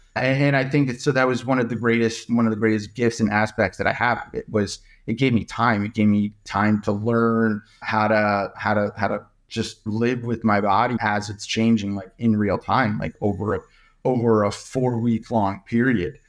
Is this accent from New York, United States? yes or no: yes; New York, United States; now in Menlo Park, United States; I was born and raised in New York.